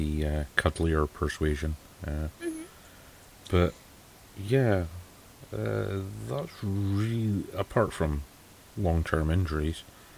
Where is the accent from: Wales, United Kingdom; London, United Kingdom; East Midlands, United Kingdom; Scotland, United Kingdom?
Scotland, United Kingdom; Well, I'm Scottish